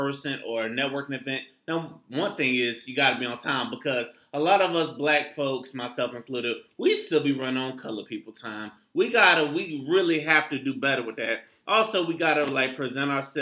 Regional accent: St. Petersburg, Florida, United States; I'm from St. Pete

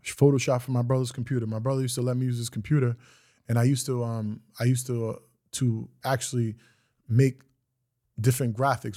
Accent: Greenburgh, New York, United States; I'm from Greenberg, New York. The project's public housing.

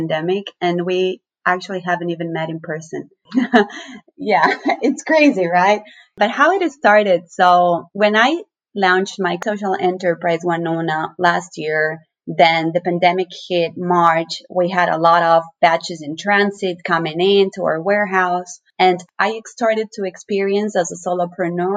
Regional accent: Ecuador; moved away as an adult; now in United States; I was born and raised in Ecuador, right in the middle of the Andes, central Andean, and I moved to the U.S. 5 years ago.

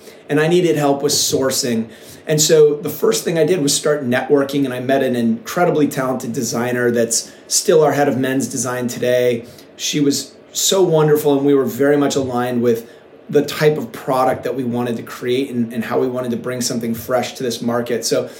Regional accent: Encinitas, California, United States; we're from Encinitas, California, which sometimes I sound like I'm a salesperson for Encinitas, but it's one of the coolest little towns in America. It's situated in North County, San Diego.

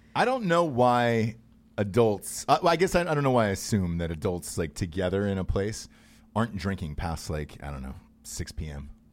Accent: Atlanta, Georgia, United States; born or raised there; moved away

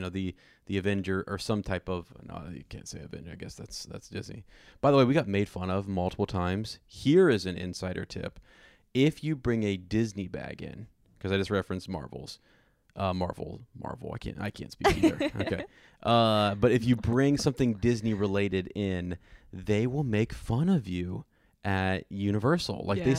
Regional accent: Germany; just growing up in Germany, you don't have the Dr. Seuss books and that culture among

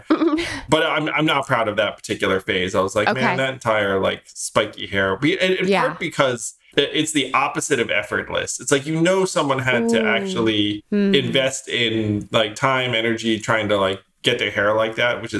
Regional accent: northern Westchester, New York, United States; also born or lived in Schenectady, New York; I grew up largely in a suburb in northern Westchester

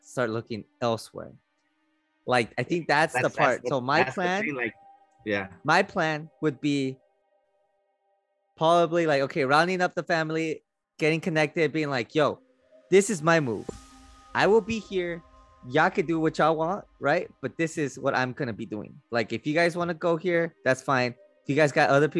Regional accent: Redlands, California, United States; also born or lived in Paris; When we were growing up in Redlands

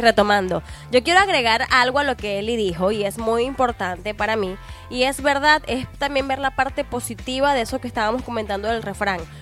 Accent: Venezuela; moved away as an adult; also born or lived in Costa Rica; now in Mexico; soy extranjera, soy venezolana y he encontrado muchas personas buenas acá en México

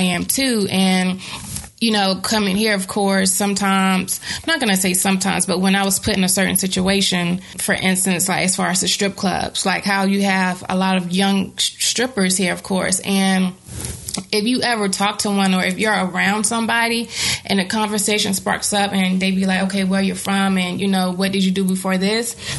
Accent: Bertie County, North Carolina, United States; moved away as an adult; I grew up in a black neighborhood, of course. I'm from Bertie County, 252

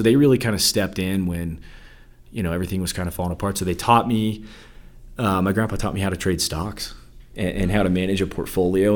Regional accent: Salt Lake City, Utah, United States; I was born and raised in Salt Lake City, Utah

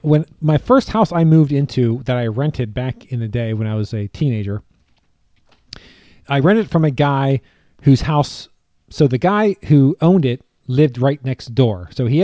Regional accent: Pennsylvania, United States; this is Pennsylvania. I grew up on the East Coast.

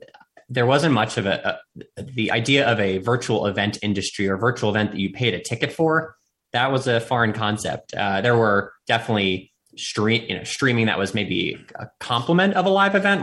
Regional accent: Bedminster, New Jersey, United States; moved away as an adult; also born or lived in Washington, D.C.; now in New York, United States; I'm also a New Jerseyan from a small town called Bedminster, New Jersey, in Somerset County of New Jersey. So I lived there through high school

